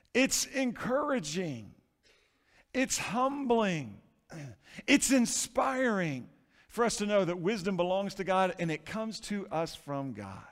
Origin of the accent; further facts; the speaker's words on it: Florida, United States; Growing up in Florida, been on a lot of seashores